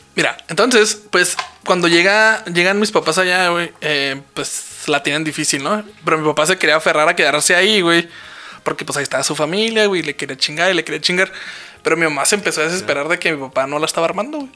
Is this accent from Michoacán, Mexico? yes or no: no; Parral, Chihuahua, Mexico; Yo nací en Parral